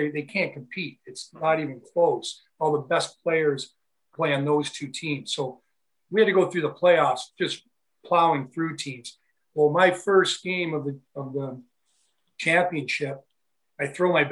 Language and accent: English; Niagara Falls, Ontario, Canada; a good friend of mine I grew up with here in Niagara Falls